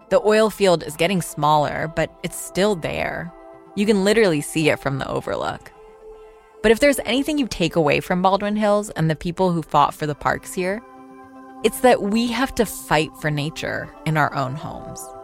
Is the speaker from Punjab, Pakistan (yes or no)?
no; Karachi, Sindh, Pakistan; now in Los Angeles, United States; I spent my childhood in Karachi, which is one of the big metropolitan cities in Pakistan.